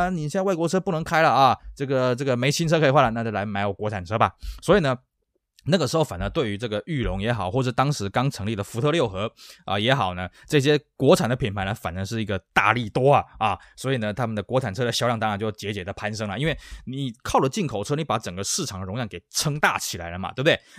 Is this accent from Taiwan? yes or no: yes; Taiwan; 我们台湾这边